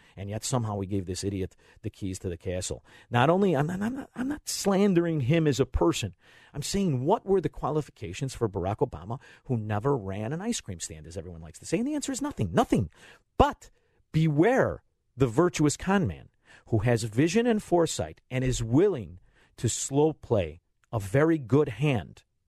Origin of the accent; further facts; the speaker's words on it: Melrose Park, Illinois, United States; I'm from a town called Melrose Park